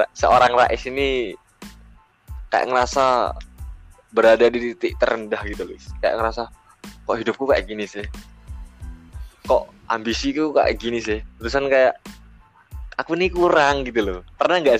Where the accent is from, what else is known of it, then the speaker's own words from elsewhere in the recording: Probolinggo, East Java, Indonesia; uh, aku kan dari Probolinggo nih Nah itu aja satu pijakan ke Malang aja itu membutuhkan waktu yang lama gitu loh. Karena kan kayak budaya Probolinggo, terus ke Pasuruan, ke uh, ke Malang, terus ke Surabaya ini kan sudah beda gitu.